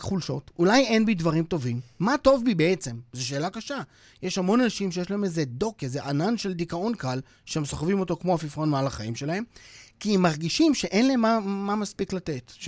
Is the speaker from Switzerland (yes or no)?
yes; Switzerland; now in Israel; אני שוויצרי במקום נולדתי בשוויץ